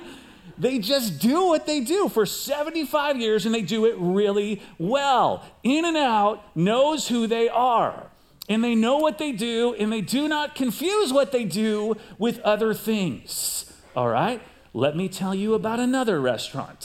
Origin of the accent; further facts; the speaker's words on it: outside Chicago, Illinois, United States; moved away as an adult; also born or lived in Pasadena; now in California, United States; I grew up outside Chicago